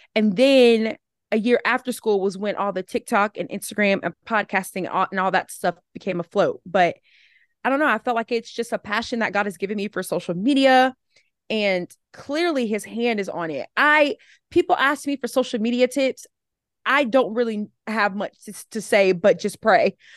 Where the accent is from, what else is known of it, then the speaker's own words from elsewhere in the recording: Alabama, United States; moved away as an adult; also born or lived in South Carolina; now in Atlanta, United States; I live in Atlanta, Georgia right now. But I grew up in Alabama.